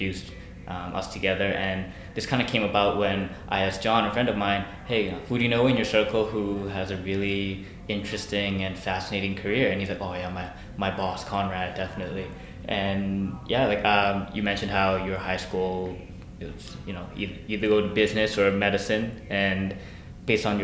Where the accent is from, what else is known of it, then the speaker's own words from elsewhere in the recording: South Korea; moved away; back when I was growing up in Korea